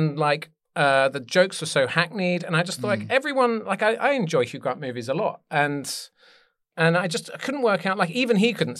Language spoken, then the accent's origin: English; East Grinstead, South East England, United Kingdom; I grew up in a little town called East Grinstead near Gatwick Airport